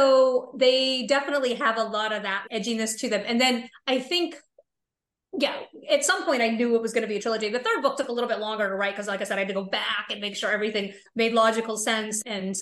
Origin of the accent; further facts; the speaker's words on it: Florida, United States; And I grew up in Florida, not far from Kennedy Space Center.